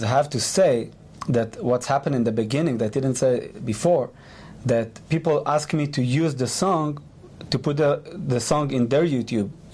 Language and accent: English; Israel; English is a second language; you can hear my accent